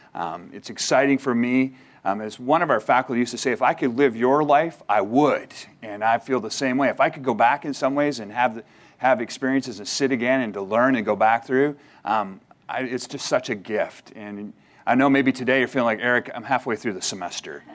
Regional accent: Canada; moved away; as a Canadian, where I'm originally from

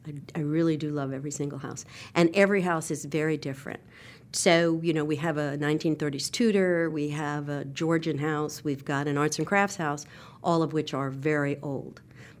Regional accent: New York, United States; moved away as an adult; now in Charlotte, United States; I grew up in New York at the Leonard Bernstein concerts for children.

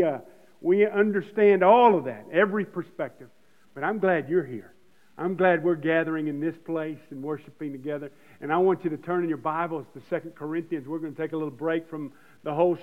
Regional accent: United States; as American Christians

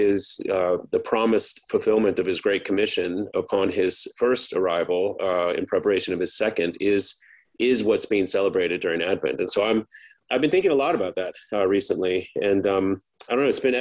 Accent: Baton Rouge, Louisiana, United States; I grew up in East Baton Rouge Parish

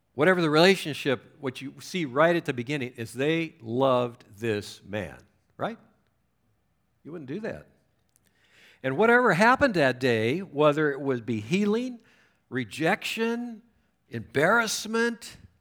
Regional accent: Southern California, United States; moved away as an adult; also born or lived in Chicago; I was raised in Southern California

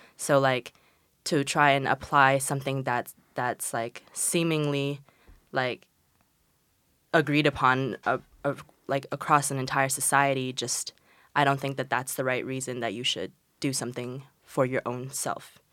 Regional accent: China; moved away; I'm from China and, like, coming from, like, Asian countries

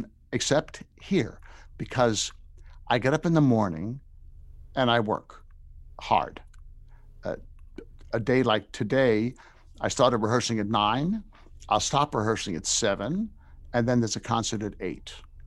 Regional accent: New York, United States; I grew up in New York, yeah. So we weren't a grits place.

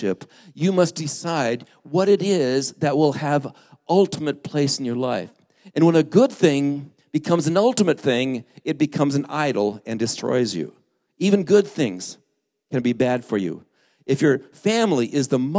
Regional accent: Lake Havasu City, Arizona, United States; moved away; where I grew up in Lake Havasu

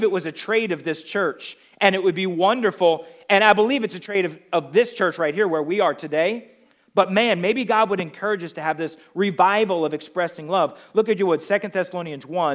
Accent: the Northeast, New Jersey, United States; I come from the Northeast

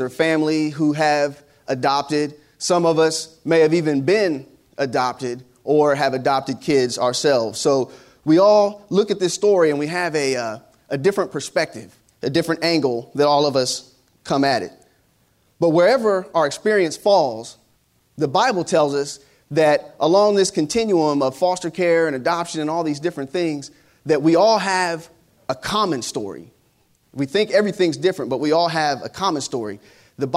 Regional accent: Ohio, United States; my home state, the great state of Ohio

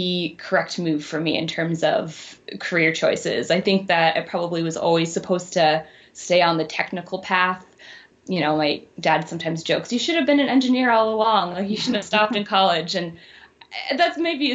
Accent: Maryland, United States; moved away as an adult; now in Chicago, United States; Originally from Maryland, right outside of DC

